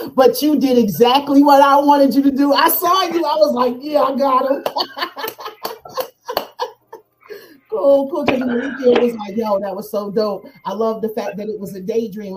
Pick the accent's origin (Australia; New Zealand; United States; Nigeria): United States; New Jersey; accent: up north